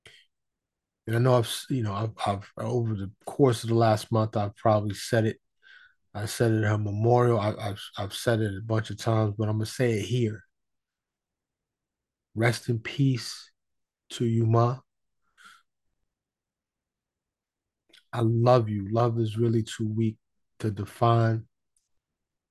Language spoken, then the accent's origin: English; New York City, New York, United States; I was born and raised in New York City. In the streets, mostly Harlem and the Bronx